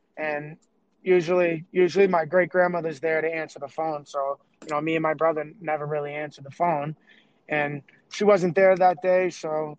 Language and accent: English; Massachusetts, United States; also born or lived in Southbridge, Massachusetts / Medway, Massachusetts / Cape Cod, Massachusetts; So I was born in Southbridge. I wasn't raised in Southbridge.